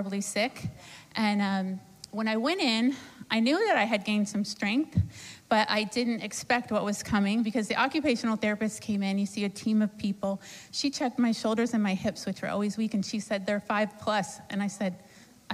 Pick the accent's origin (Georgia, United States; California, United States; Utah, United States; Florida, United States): Florida, United States; Sarasota; I'm from Sarasota, Florida.